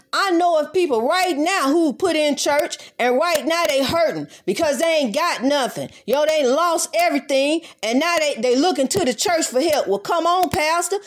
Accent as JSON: {"language": "English", "country": "United States", "tie": "born or raised there", "said": "My parents were born here, and I was born here, so I am therefore American"}